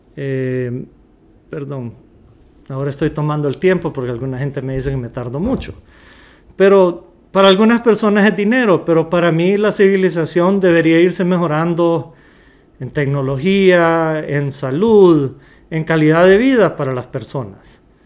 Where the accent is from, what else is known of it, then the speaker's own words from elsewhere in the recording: Honduras; somos de Honduras